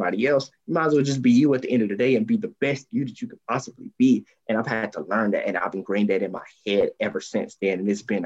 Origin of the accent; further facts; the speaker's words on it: Columbus, Georgia, United States; also born or lived in Washington, D.C.; I'm born and raised in Columbus, Georgia. I'm still in the area right now